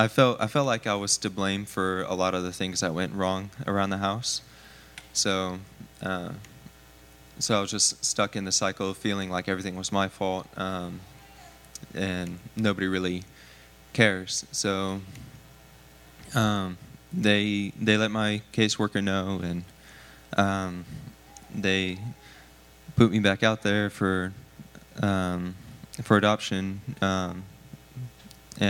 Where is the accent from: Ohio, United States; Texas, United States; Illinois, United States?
Texas, United States; San Antonio; also born or lived in Converse, Texas; I was born in San Antonio, so I'm not super far from home